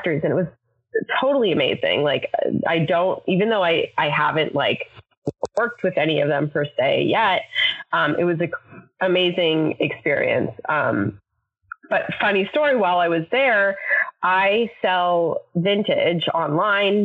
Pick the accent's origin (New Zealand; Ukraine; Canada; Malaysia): Canada; moved away as an adult; now in United States; I'm Canadian, so I was here on a visa